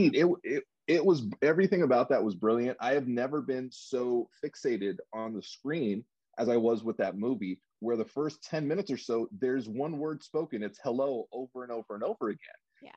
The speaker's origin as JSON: {"language": "English", "town": "New York City", "region": "New York", "country": "United States", "tie": "born or raised there", "moved": "yes", "lives_now": "Los Angeles, United States", "said": "I'm originally actually from New York. I was uh, born in Brooklyn, but I've been out here in California for 30 years"}